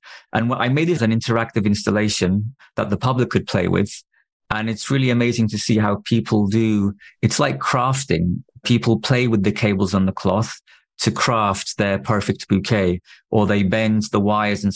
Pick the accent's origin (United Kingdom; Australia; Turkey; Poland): Turkey; I had no means to make films growing up in Turkey